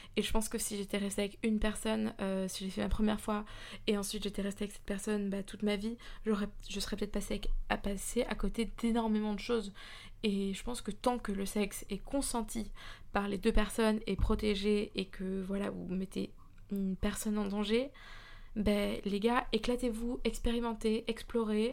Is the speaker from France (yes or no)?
no; Belgium; moved away as an adult; now in London, United Kingdom; je suis belge